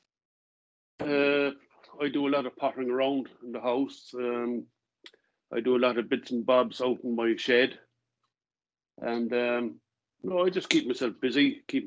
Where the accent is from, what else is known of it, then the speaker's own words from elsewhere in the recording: Cobh, Munster, Ireland; now in Cork, Ireland; Originally from Cove in County Cork